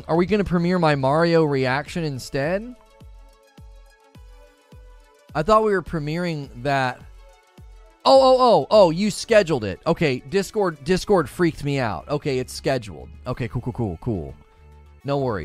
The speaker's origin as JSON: {"language": "English", "country": "United States", "said": "I'm an American"}